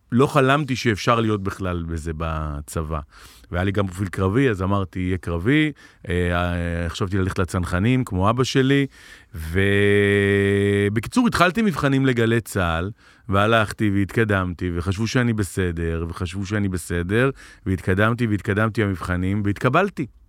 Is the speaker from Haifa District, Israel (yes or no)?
no; Tel Aviv, Tel Aviv District, Israel; גדלתי בתל אביב, ואימא שלי נולדה בתל אביב